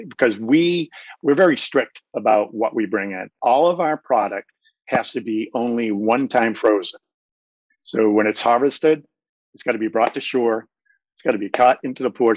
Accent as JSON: {"language": "English", "area": "Cape Cod", "region": "Massachusetts", "country": "United States", "tie": "born or raised there", "said": "I grew up on Cape Cod"}